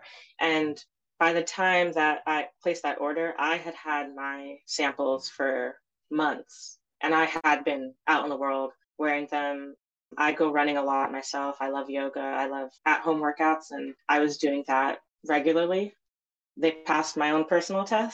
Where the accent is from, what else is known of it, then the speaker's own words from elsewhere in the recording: New York, United States; I was born and raised in New York, so I don't speak Zulu anymore